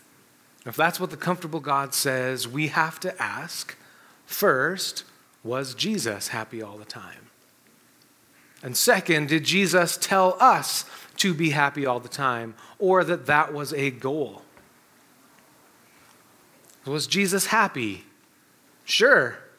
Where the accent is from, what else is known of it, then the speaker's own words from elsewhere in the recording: Canada; we're Canadian